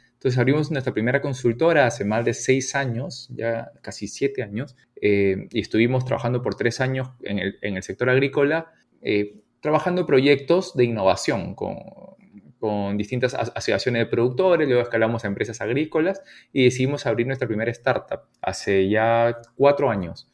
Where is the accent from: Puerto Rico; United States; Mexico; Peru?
Peru; Piura; soy piurano